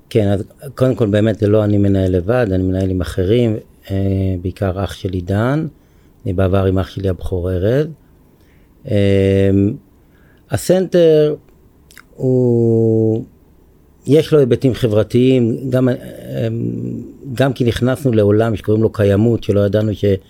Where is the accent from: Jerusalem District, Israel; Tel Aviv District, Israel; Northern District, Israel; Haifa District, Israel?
Tel Aviv District, Israel; Ramat HaSharon; אני בן רמת השרון במקור, גר במושב הרבה שנים